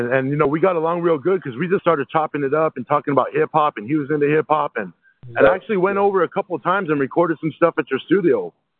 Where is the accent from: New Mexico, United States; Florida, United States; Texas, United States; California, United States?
New Mexico, United States; Albuquerque; my hometown, Albuquerque, New Mexico.